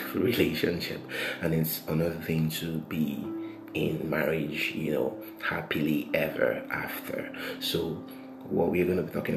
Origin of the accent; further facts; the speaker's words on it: Nigeria; what is happening currently in Nigeria, you know, my home country